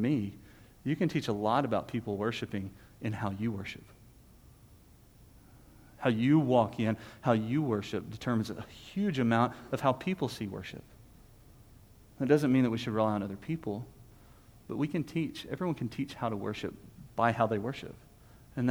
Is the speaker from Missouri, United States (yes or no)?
no; Texas, United States; we're Texan